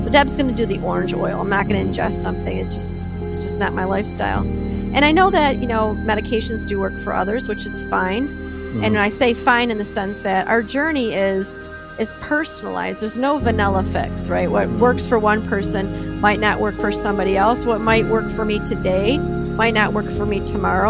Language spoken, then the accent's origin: English; Detroit, Michigan, United States; now in Minnesota, United States; I'm from Detroit. I'm an East Sider